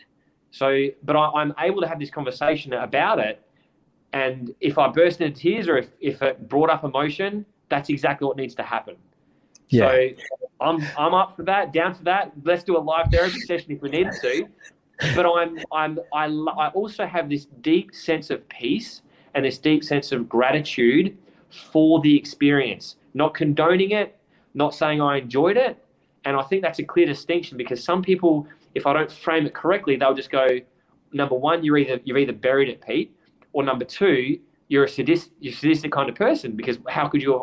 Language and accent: English; Adelaide, South Australia, Australia; moved away as an adult; I grew up in Adelaide my whole life